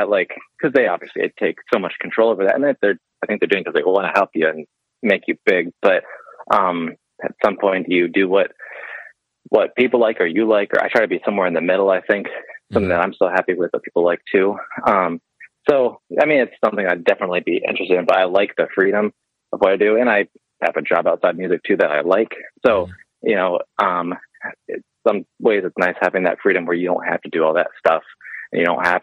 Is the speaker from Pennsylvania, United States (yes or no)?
yes; Pittsburgh, Pennsylvania, United States; moved away; also born or lived in upstate New York; I grew up in Pittsburgh. So, you know, Pennsylvania there.